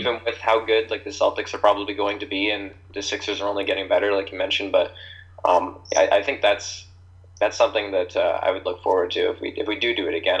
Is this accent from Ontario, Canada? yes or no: yes; Kincardine, Ontario, Canada; I'm from a small town called Kincardine, if anyone knows what that is. Probably not. It's about 3 hours from Toronto. It's a beach town.